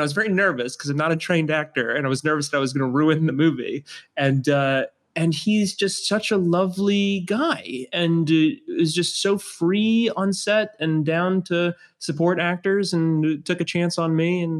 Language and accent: English; New Orleans, Louisiana, United States; I grew up in New Orleans and always looked up to him.